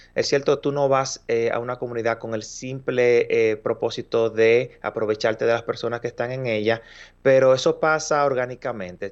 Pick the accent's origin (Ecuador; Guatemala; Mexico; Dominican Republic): Dominican Republic; moved away as an adult; now in Montreal, Canada; soy de República Dominicana, un país que se encuentra en el Caribe